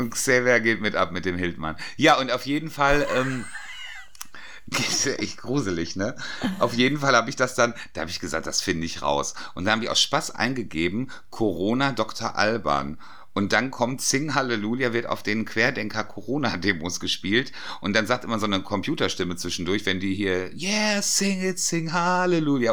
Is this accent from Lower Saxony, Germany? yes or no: no; Dortmund, North Rhine-Westphalia, Germany; im Strobels bei uns in Dortmund gearbeitet